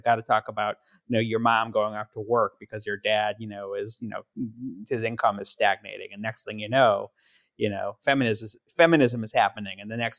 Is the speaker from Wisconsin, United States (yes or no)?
yes; Milwaukee, Wisconsin, United States; And I grew up in Milwaukee